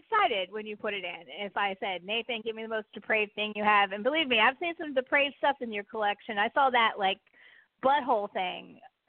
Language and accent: English; San Francisco, California, United States; I'm from San Francisco